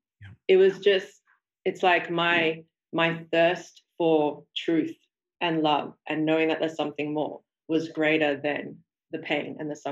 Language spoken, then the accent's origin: English; Sydney, New South Wales, Australia; I grew up in Sydney, Australia. Mm-hmm. I was first generation Australian. So my parents were immigrants to Australia. My father came from Burma and my mother came from India.